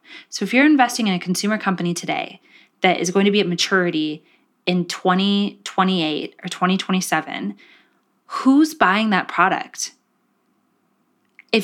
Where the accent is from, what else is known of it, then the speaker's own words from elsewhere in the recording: Gilroy, California, United States; I grew up in Gilroy. Garlic capital of the world.